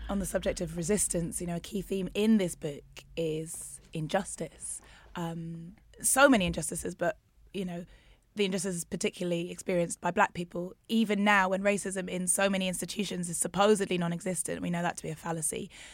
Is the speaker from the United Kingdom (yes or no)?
yes; Newcastle, North East England, United Kingdom; I'm half Nigerian, half. Um, my family were in Newcastle